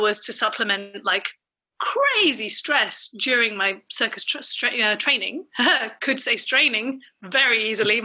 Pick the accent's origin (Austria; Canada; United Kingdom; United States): United Kingdom; I'm British